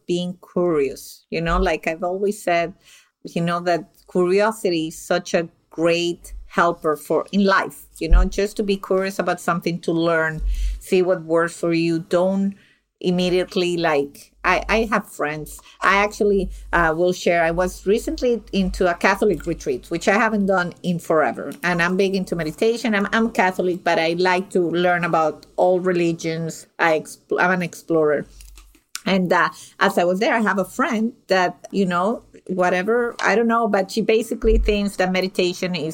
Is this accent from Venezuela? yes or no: yes; Venezuela; moved away; I'm originally from Venezuela